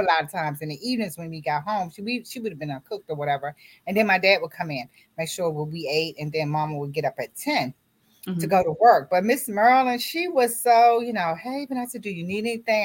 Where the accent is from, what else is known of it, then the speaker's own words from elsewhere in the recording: Washington, District of Columbia, United States; also born or lived in Roxboro, North Carolina; I was born in North Carolina, Roxboro, North Carolina. And my parents moved to the DMV when I was 6 months old. So I was raised in D.C., Washington, D.C.